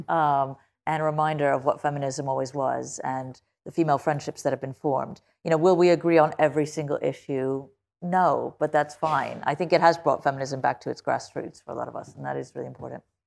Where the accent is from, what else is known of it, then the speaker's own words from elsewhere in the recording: United States; I say this as an American